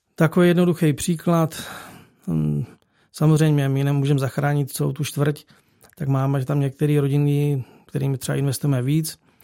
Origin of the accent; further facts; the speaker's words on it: Czechia; moved away as an adult; now in Bulgaria; tři jsme z Čech